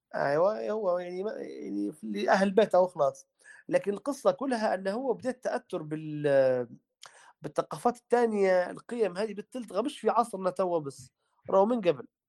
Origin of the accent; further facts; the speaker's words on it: Tripoli, Tripoli District, Libya; إحنا عندنا في طرابلس